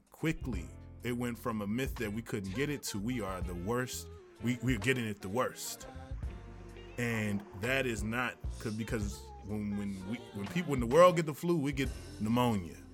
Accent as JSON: {"language": "English", "region": "Tennessee", "country": "United States", "said": "I am from Tennessee"}